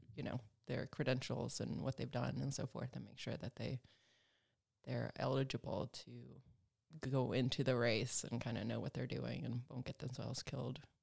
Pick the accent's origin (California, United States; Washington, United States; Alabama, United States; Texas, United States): Alabama, United States; moved away as an adult; also born or lived in Sweden; now in Los Angeles, United States; I'm Swedish, and, um, you know, I grew up in Alabama